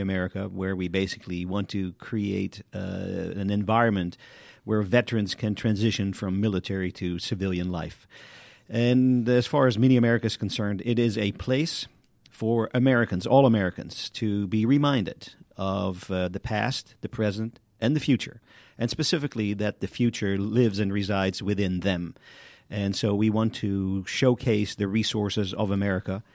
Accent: Amsterdam, North Holland, Netherlands; now in United States; I am originally from Amsterdam, the Netherlands

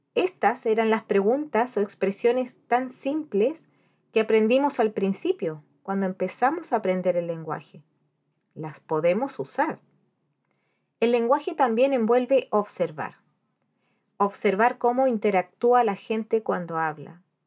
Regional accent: Chile; moved away as an adult; also born or lived in Spain; now in Dublin, Ireland; yo soy chilena

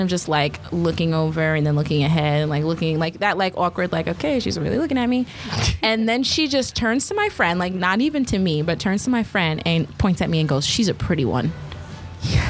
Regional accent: New York, United States; I'm from New York

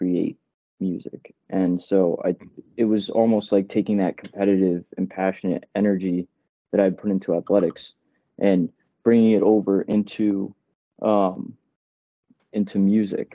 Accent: New Jersey, United States; moved away as an adult; also born or lived in Boston; now in Bronx, United States; I grew up in New Jersey

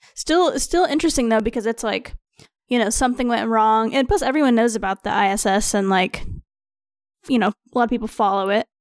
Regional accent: Missouri, United States

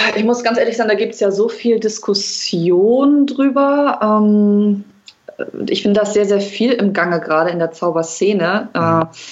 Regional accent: Hamburg, Germany; ich komme aus Hamburg

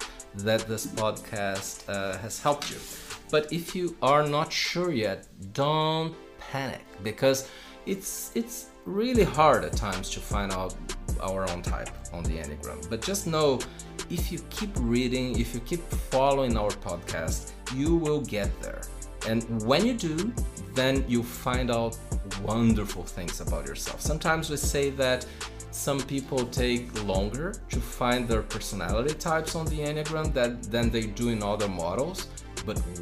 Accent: Brazil; most of the time in Brazil, my home country

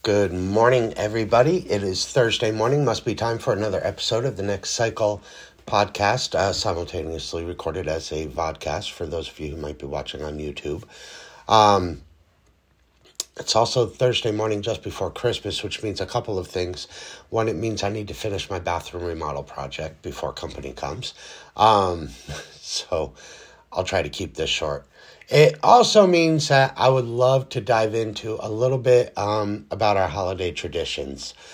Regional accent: United States; our country here in the United States

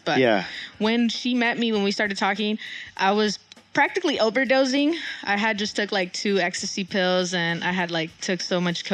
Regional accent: Mexico; moved away; I'm from Mexico as well

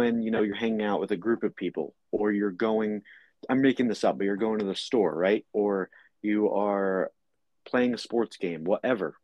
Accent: New Jersey, United States; I'm from New Jersey

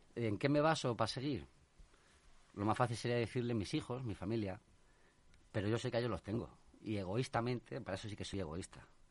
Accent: Talavera de la Reina, Castilla-La Mancha, Spain; also born or lived in Madrid; yo me he criado en Talavera. ¿Mm? Y bueno, eh, soy de aquí, de Madrid, pero vivo toda la vida en Talavera.

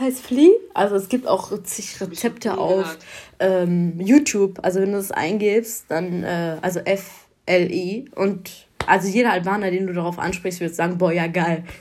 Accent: Germany; ich bin hier in Deutschland geboren, muss ich ehrlich sagen. Aber meine Eltern kommen aus dem Kosovo

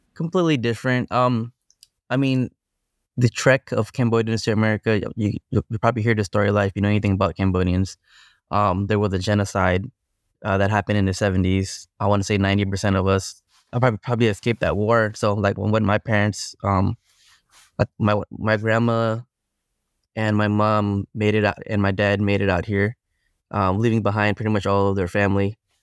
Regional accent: Long Beach, California, United States; I grew up in Long Beach, California

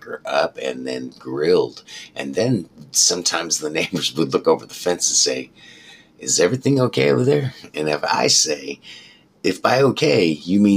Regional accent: Colorado, United States; moved away; I was raised in Colorado.

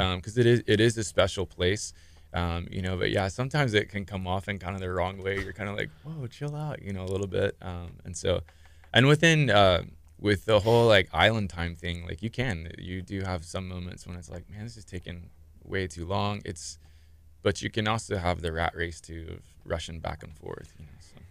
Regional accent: Clear Lake, Texas, United States; now in Galveston, United States; I'm from the area. I grew up in Clear Lake. Uh, lived there pretty much all my life

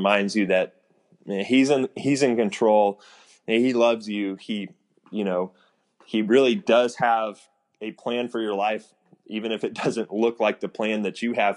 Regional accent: Houston, Texas, United States; I grew up in Houston.

